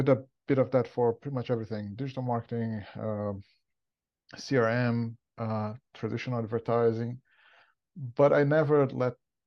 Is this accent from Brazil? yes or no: yes; Brazil; moved away as an adult; as you probably listeners can tell from my accent, I'm not from around here. I'm originally from Brazil.